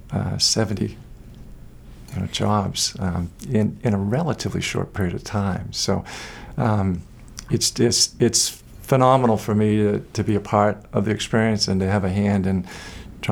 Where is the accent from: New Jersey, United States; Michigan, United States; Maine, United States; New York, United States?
Maine, United States; Portland; moved away as an adult; also born or lived in Vermont / Boca Raton; I remember growing up here in the late 70s